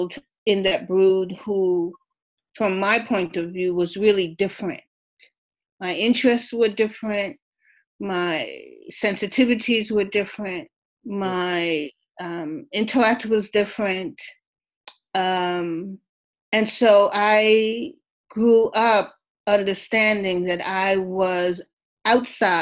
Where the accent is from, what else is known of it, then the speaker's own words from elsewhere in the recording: New York City, New York, United States; I grew up in Harlem during the 1950s and 60s.